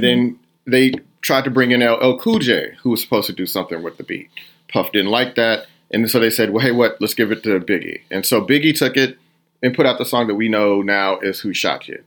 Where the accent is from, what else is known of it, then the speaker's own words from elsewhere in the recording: Houston, Texas, United States; moved away as an adult; also born or lived in New York; I am originally from Houston, Texas